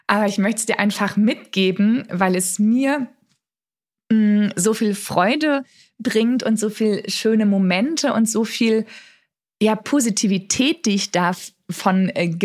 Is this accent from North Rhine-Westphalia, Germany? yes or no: yes; Dortmund, North Rhine-Westphalia, Germany; moved away as an adult; Und ich bin ja gebürtig aus Dortmund, habe da gelebt, bis ich irgendwie, weiß ich nicht, so 26, 27 Jahre alt war.